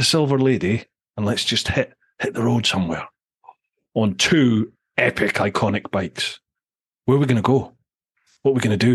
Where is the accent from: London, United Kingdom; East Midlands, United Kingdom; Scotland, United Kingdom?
Scotland, United Kingdom; Mintlaw; that chunk of Scotland, that's where I'm from. I'm from Mintlaw, which is right up in the corner there